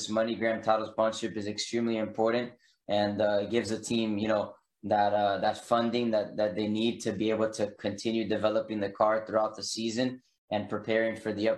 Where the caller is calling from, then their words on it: Davidson, North Carolina, United States; So I'm in North Carolina now, in Davidson.